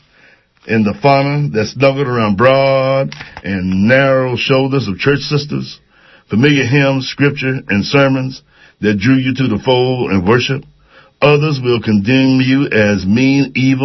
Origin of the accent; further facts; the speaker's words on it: Oakland, California, United States; I'm from West Oakland. I'm quite proud to be from West Oakland